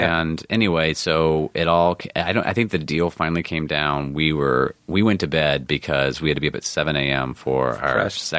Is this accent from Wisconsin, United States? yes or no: no; North Carolina, United States; moved away; Now, I'm from North Carolina.